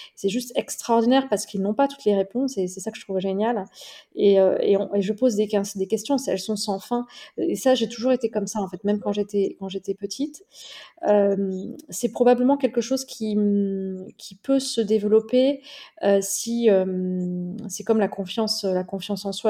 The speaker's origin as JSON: {"language": "French", "area": "near Toulouse", "region": "Occitania", "country": "France", "tie": "born or raised there", "said": "la ville dans laquelle j'ai grandi, près, près de Toulouse"}